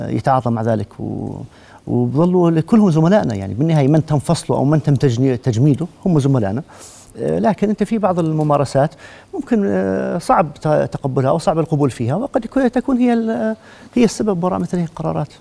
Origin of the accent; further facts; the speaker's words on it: Jordan; احنا كلنا اردنيين